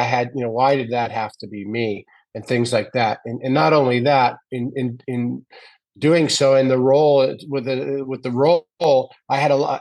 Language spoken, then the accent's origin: English; Canada; I grew up in Canada in a small town wanting to be a goal scorer and an NHL hockey player